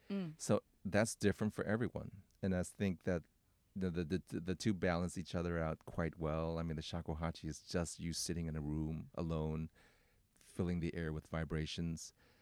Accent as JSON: {"language": "English", "town": "Oakland", "region": "California", "country": "United States", "tie": "born or raised there", "said": "You know, but I mean, I'm from Oakland. Okay, so."}